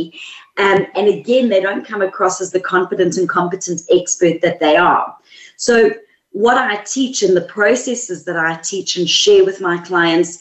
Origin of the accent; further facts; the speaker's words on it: South Africa; accent: South African; moved away as an adult; now in Sydney, Australia; The accent is South African, and we've been in Australia for 3 years. So I'm a mix at the moment.